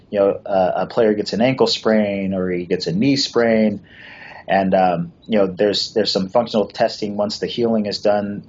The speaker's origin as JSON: {"language": "English", "region": "Washington", "country": "United States", "tie": "born or raised there", "said": "I went to a high school where it was uh, you know 2,400 kids, and that was three levels. We were one of the largest high schools uh, in the state of Washington at the time"}